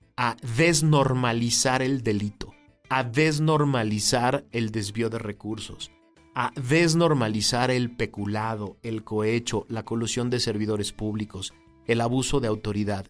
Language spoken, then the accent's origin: Spanish; Mexico; los mexicanos tenemos que estar conscientes